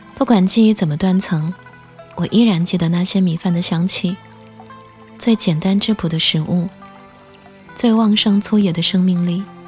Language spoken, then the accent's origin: Chinese; next to Mount Putuo, Zhejiang, China; 因为我就出生长大在普陀山的边上